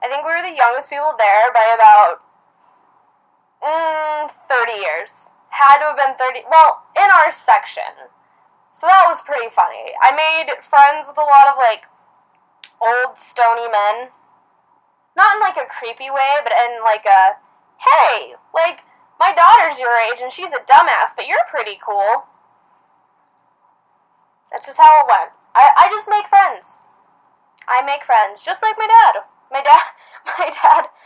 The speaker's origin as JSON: {"language": "English", "region": "Idaho", "country": "United States", "tie": "born or raised there", "said": "growing up in Idaho"}